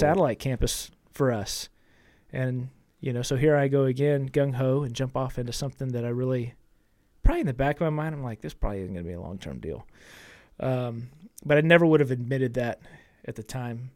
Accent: Austin, Texas, United States; I came back to Austin. I was born in Austin, you know, went off to school.

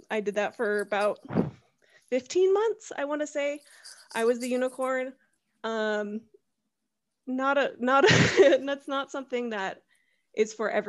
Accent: San Diego, California, United States; also born or lived in Arizona / Oklahoma; So originally I'm from California. I was raised in San Diego, but I'm a military brat, so like who knows what home is.

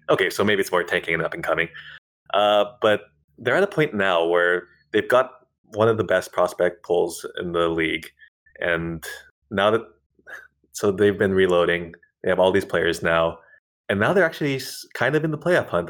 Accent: Central California, United States; also born or lived in Bakersfield; now in Northern California, United States; I was born in Central California

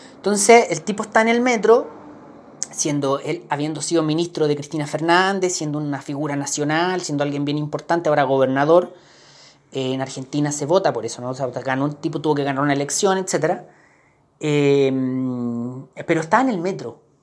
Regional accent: Chile; para nosotros eh, con una cultura política como la chilena

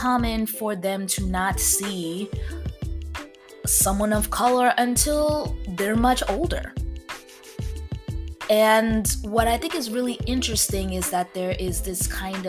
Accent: East Coast, United States; now in the South, United States; I grew up on the East Coast

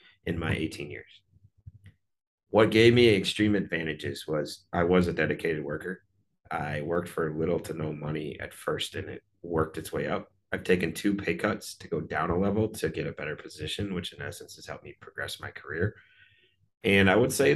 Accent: Wisconsin, United States; moved away; also born or lived in Chicago, Illinois; I'm from Wisconsin

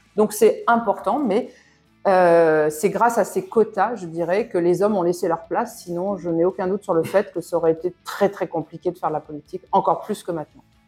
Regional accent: France; moved away; je suis française de l'étranger

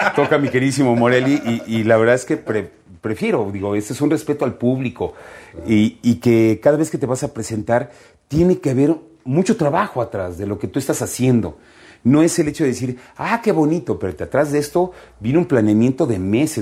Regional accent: Mexico; como mexicanos

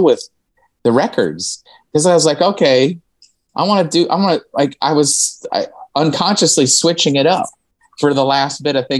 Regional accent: Indiana, United States; also born or lived in Philadelphia, Pennsylvania; now in Austin, United States; we're all from Indiana

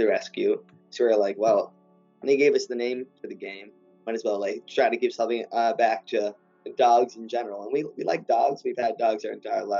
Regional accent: Cranberry Township, Pennsylvania, United States; we're from Cranberry

